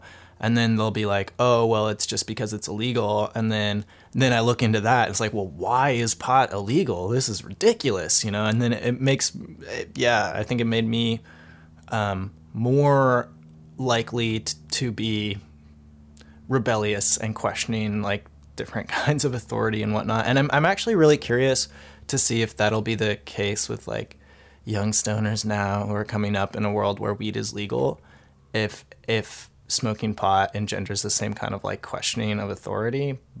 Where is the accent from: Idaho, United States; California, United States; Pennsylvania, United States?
California, United States; And I grew up in California, you know, and this was another thing that I would tell my parents